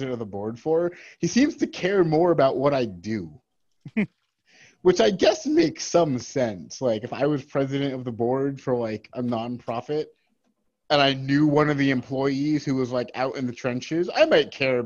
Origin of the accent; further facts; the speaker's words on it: New Jersey, United States; I'm from New Jersey, not from Florida